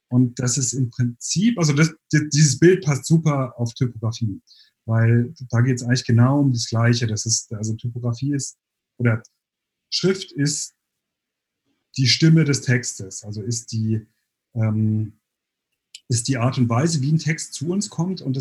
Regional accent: Sinsheim, Baden-Württemberg, Germany; now in Berlin, Germany; also ich komme eigentlich aus

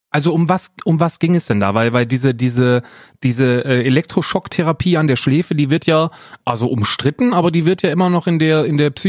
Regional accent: Weinheim, Baden-Württemberg, Germany; ich bin auch in der Nähe von Heidelberg aufgewachsen, in Weinheim.

